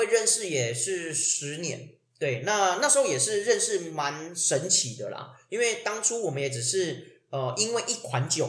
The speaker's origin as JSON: {"language": "Chinese", "region": "Tainan", "country": "Taiwan", "tie": "born or raised there", "said": "对，虽然我是台南人，但有时候我回台南不一定会回老家，因为我老家离台南市很远，非常远。"}